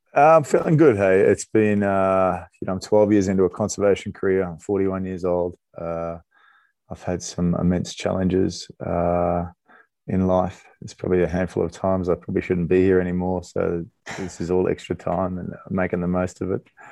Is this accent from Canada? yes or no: no; Australia; moved away as an adult; I grew up in Australia